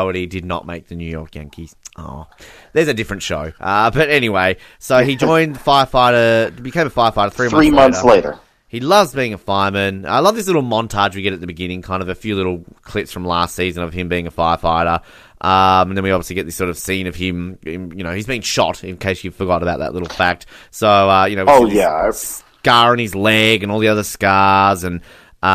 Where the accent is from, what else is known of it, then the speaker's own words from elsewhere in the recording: Australia; I'm an Australian.